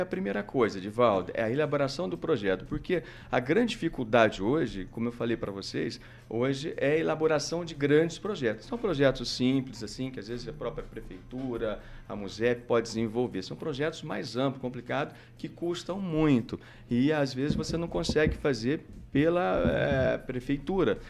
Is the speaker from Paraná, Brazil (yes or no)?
yes; Floraí, Paraná, Brazil; also born or lived in Maringá; Nasci em Maringá, é, minha infância foi em Floraí, aí vim estudar para cá